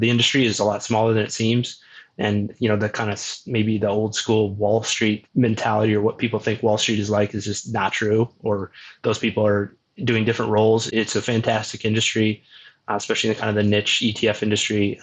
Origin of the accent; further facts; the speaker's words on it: Omaha, Nebraska, United States; born and raised in Omaha